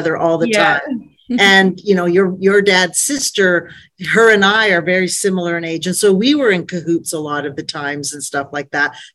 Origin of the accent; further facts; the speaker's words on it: Calgary, Alberta, Canada; So I grew up here in Calgary, Alberta. I was born and raised